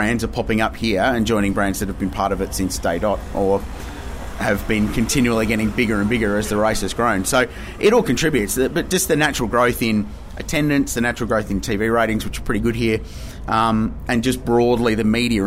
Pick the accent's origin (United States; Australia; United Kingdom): Australia; as an Australian